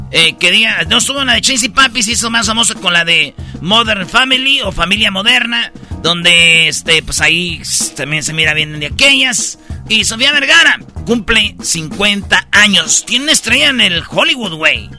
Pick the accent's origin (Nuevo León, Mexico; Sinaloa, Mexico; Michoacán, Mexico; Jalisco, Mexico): Michoacán, Mexico; Jiquilpan; moved away; mi pueblo Jiquilpan